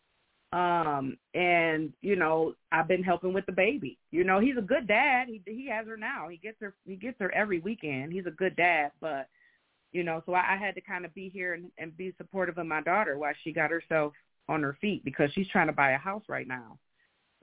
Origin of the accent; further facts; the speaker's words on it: Michigan, United States; I was born and raised in Michigan